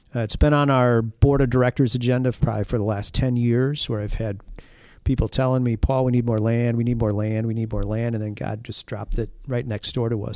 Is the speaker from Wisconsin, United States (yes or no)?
yes; La Crosse, Wisconsin, United States; also born or lived in Hammond, Indiana / Morrison, Wisconsin; I grew up in the La Crosse, Wisconsin area